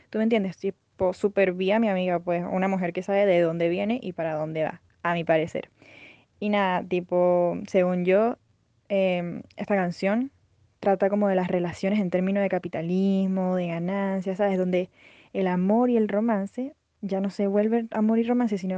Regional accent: Venezuela; me despido, soy tu venezolana favorita, yo lo sé.

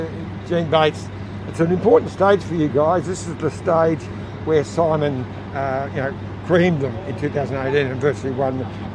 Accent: Australia; tell him I'm from Australia

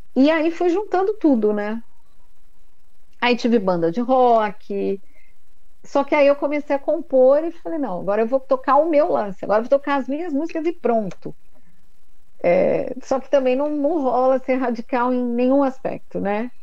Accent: São Paulo, Brazil; moved away as an adult; now in Indaiatuba, Brazil; Mas eu sou paulistana da Gema, vim morar aqui faz um ano e meio

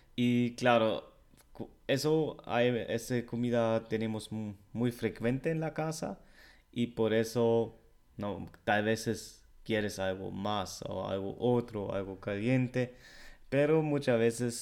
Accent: Germany; Spanish is a second language; el alemán

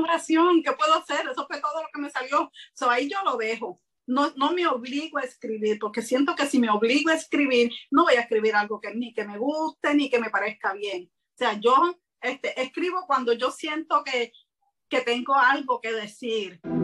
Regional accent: Puerto Rico; soy de Puerto Rico

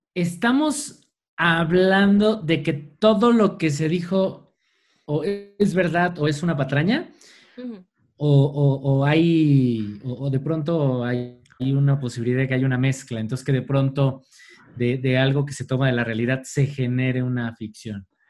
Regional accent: Mexico; nosotros como mexicanos y desde nuestras culturas precolombinas y ancestrales

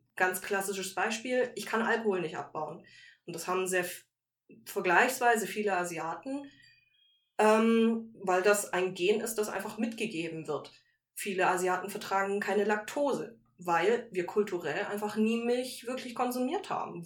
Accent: Germany; also born or lived in Malaysia; ich bin in Deutschland groß geworden

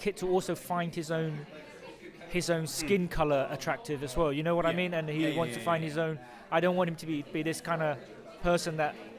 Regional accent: London, United Kingdom; I mean, I grew up, you know, I grew up in London, Britain, and I feel very British

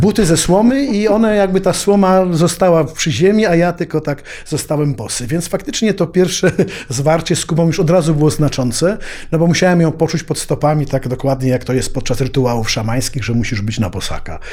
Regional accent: Kraków, Lesser Poland, Poland; also born or lived in Havana; ja się wychowałem w takim solarze w Krakowie

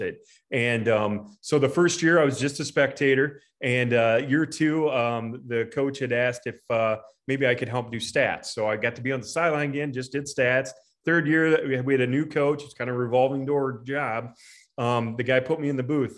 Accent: Preston, Iowa, United States; I'm from Preston

